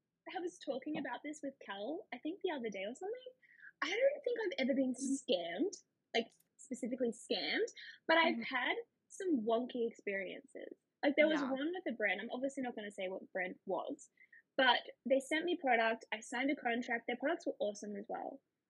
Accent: Australia; also born or lived in Canada; I am from Australia.

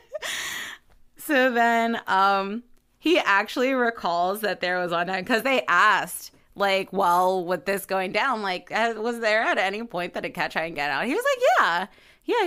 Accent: Baltimore, Maryland, United States

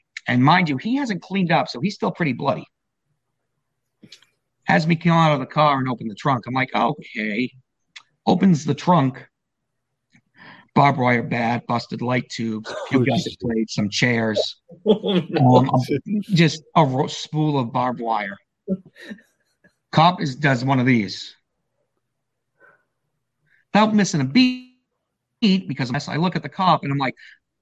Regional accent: Gloucester, Massachusetts, United States; my hometown of Gloucester, Massachusetts

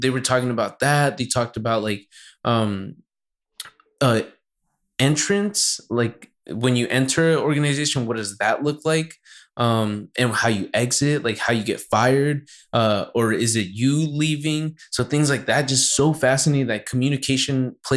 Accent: Santa Barbara, California, United States; I'm from Santa Barbara

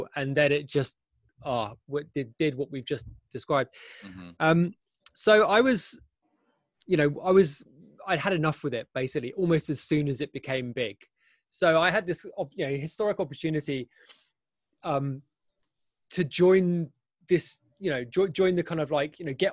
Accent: London, United Kingdom; moved away as an adult; now in Berlin, Germany; I'm from London. I grew up in London

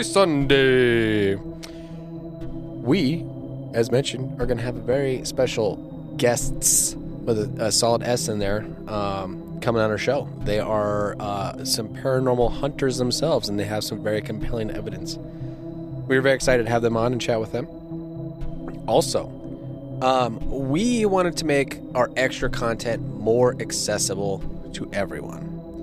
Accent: United States; Do not let AI take over this country. We are Americans, goddammit.

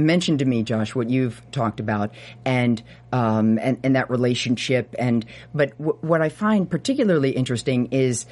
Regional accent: Port Washington, New York, United States; I grew up in Nassau, Port Washington, right outside the city

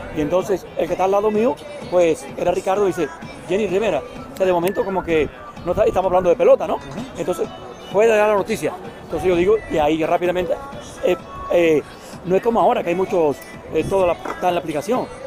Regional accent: Cuba; also born or lived in Dominican Republic; yo nací en Cuba, pero mi abuelo es dominicano, soy dominicano también

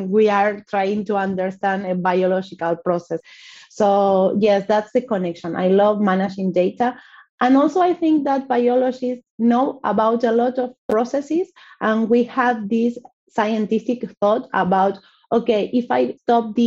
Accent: Argentina; also born or lived in Buenos Aires; I am from Argentina. I live in Buenos Aires

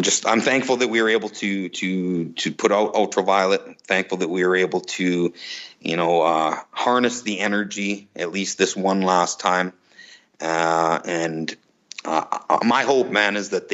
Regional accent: Canada; we're both Canadian kids. We both joined this American band.

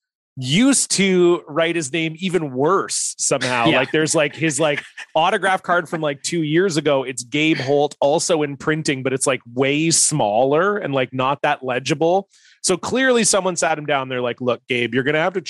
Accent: Ontario, Canada; now in United States; I grew up in Ontario, and that was how we pronounced it growing up

